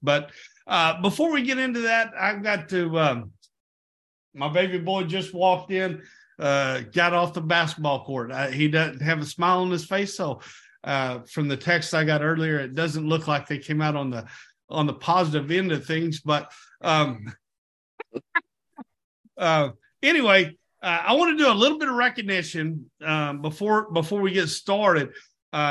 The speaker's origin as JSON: {"language": "English", "region": "Texas", "country": "United States", "tie": "born or raised there", "said": "I was born in Texas myself."}